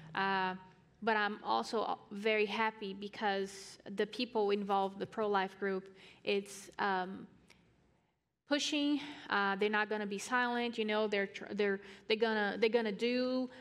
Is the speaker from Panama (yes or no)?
no; Brazil; I'm from Brazil